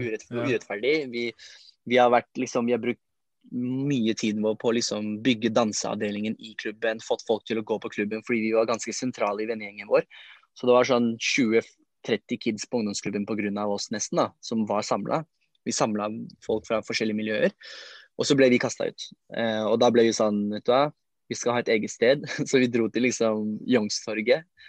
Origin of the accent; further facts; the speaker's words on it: Oslo, Norway; vi er jo fra Lindeberg, Trosterud, Furuset-området